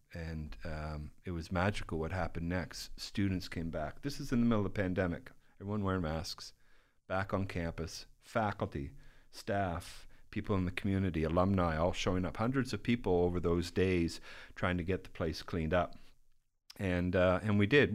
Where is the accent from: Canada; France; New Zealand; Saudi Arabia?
Canada; moved away as an adult; now in Midland, United States